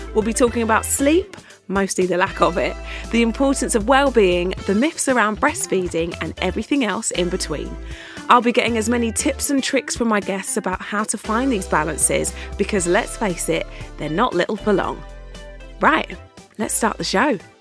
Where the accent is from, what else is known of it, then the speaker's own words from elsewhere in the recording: Essex, East of England, United Kingdom; I grew up outside of London, I grew up in Essex.